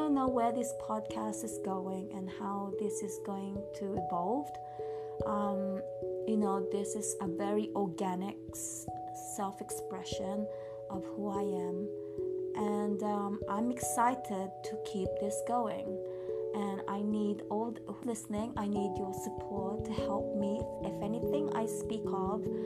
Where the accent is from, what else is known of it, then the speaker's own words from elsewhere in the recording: England, United Kingdom; moved away as an adult; also born or lived in Philippines / California; now in Yosemite, United States; I grew up in England, so I'm pretty much British upbringing.